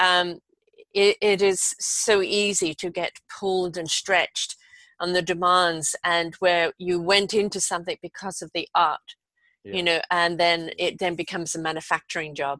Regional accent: England, United Kingdom; moved away; I was growing up in England at that time

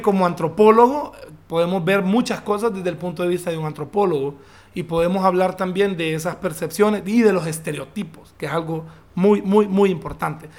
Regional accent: Honduras; also born or lived in London; nosotros eh, casi no tenemos acento

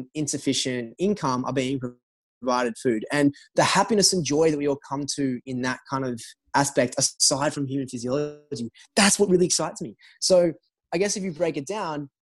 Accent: Australia; moved away as an adult; now in United States; growing up in Australia

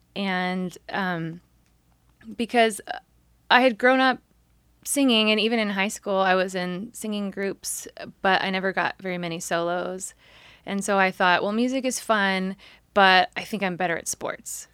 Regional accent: San Jose, California, United States; I grew up in San Jose

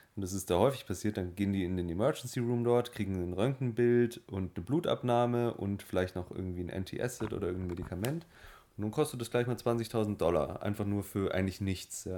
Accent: Germany; bei uns in Deutschland

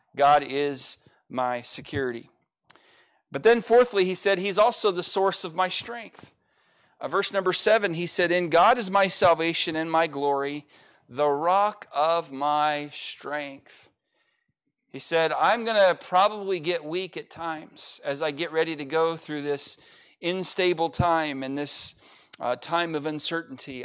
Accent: United States; I'm an American

